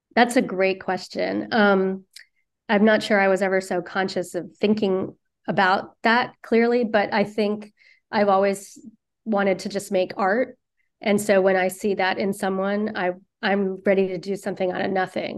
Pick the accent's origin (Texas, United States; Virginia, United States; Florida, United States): Virginia, United States; now in New York City, United States; growing up in Virginia